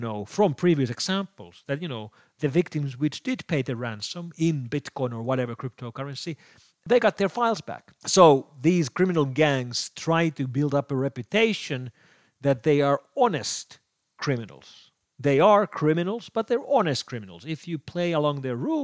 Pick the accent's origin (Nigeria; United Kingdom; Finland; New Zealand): Finland; here in my home country of Finland